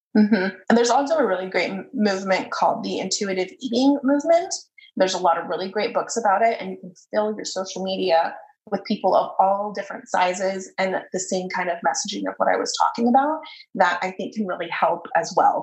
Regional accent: United States

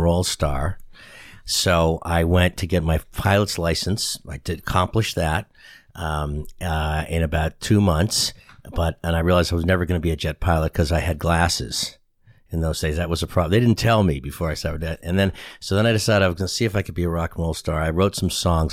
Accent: Boston, Massachusetts, United States; accent: Boston; moved away as an adult; now in San Antonio, United States; I grew up in Boston, Massachusetts

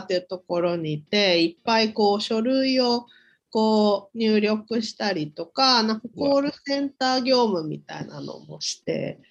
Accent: Saitama, Japan; 埼玉で生まれて、うん、大学を出て

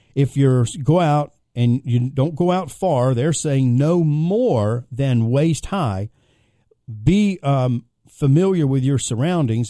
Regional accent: Philadelphia, Pennsylvania, United States; I'm from Philadelphia, Pennsylvania, and Philly is known for a lot of firsts.

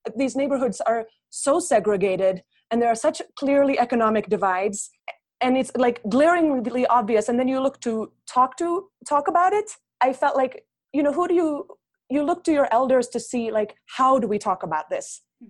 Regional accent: Cincinnati, Ohio, United States; moved away as an adult; also born or lived in Finland; now in Bogota, Colombia; I spent my childhood there, and then we moved to Cincinnati, Ohio, where I did the rest of my growing up

